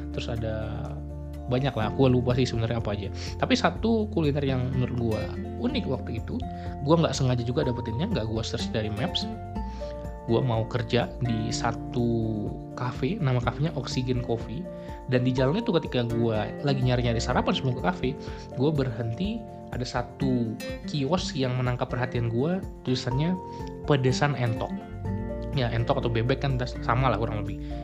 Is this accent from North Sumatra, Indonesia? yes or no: yes; Medan, North Sumatra, Indonesia; moved away; also born or lived in Bandung; kampung gue di Medan